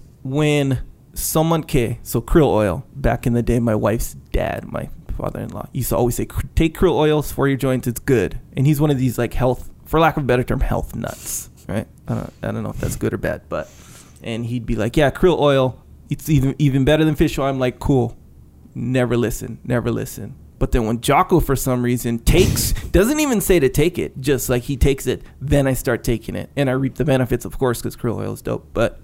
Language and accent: English; Hawaii, United States; born or raised there; also born or lived in Victoria, British Columbia, Canada